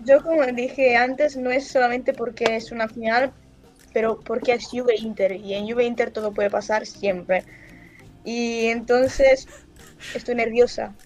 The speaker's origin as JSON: {"language": "Spanish", "town": "Brescia", "region": "Lombardy", "country": "Italy", "said": "Yo soy de, yo soy de Brescia."}